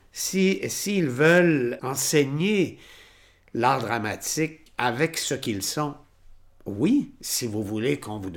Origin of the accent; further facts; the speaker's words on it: Trois-Rivières, Quebec, Canada; now in Quebec City, Canada; quand je suis arrivé ici en 1978, donc il y a 40 ans là, je venais de Trois-Rivières, j'étais resté dans ma ville.